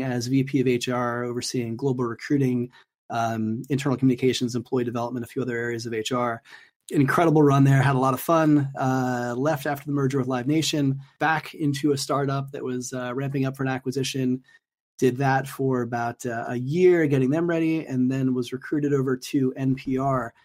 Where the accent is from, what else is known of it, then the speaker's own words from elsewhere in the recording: Florida, United States; moved away as an adult; also born or lived in Los Angeles; I grew up in Florida